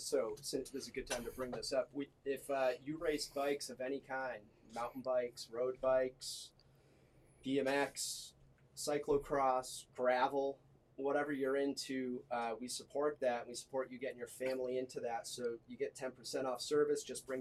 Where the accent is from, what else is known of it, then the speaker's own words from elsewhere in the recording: Westfield, Massachusetts, United States; also born or lived in Holyoke, Massachusetts / Monterey, California / Atlanta, Georgia; Westfield, Massachusetts, born and bred. Down by Abner Gibbs School